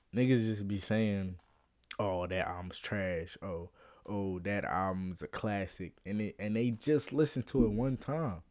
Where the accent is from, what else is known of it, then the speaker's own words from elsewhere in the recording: Philadelphia, Pennsylvania, United States; I'm from Philly